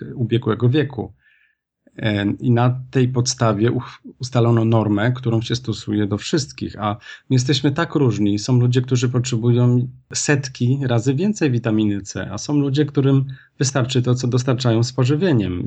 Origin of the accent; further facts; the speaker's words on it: Kraków, Lesser Poland, Poland; pochodzę z Krakowa